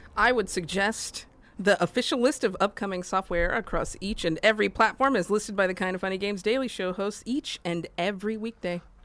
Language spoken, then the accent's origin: English; Austin, Texas, United States; I'm from Austin